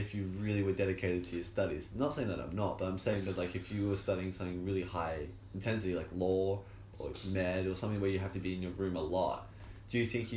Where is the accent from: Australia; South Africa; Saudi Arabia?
Australia; Tasmania; also born or lived in Geelong; now in Melbourne, Australia; I wasn't a scholarship kid, and I'm from Tasmania